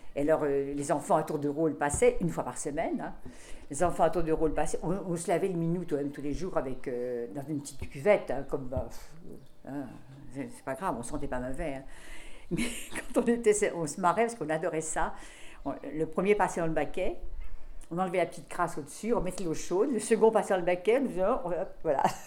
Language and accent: French; Deux-Sèvres, Nouvelle-Aquitaine, France; now in Paris, France; moi je suis née dans les Deux-Sèvres